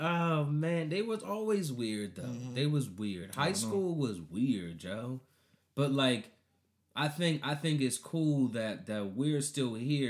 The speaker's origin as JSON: {"language": "English", "country": "Colombia", "tie": "born or raised there", "said": "Cause I grew up in Colombia."}